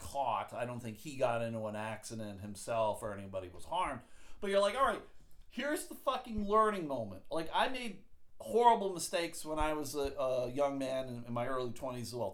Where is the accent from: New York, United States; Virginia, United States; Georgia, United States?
New York, United States; outside of Buffalo; I grew up outside of Buffalo.